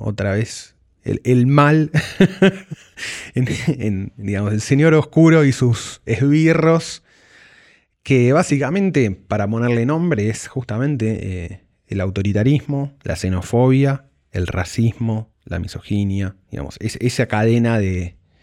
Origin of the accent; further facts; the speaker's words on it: Argentina; sabemos nosotros como argentinos